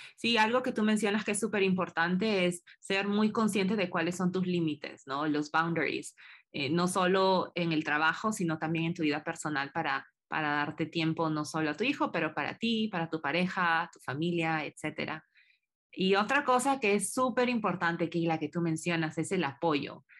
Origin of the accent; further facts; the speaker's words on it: Peru; moved away; como peruana